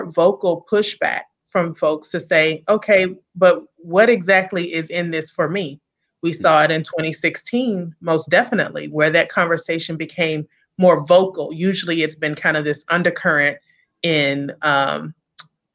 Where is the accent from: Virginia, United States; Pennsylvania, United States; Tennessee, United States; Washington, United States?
Tennessee, United States; Memphis; accent: Southern; moved away as an adult; now in Hyattsville, United States; I'm originally from Memphis, Tennessee, so I'm a Southern girl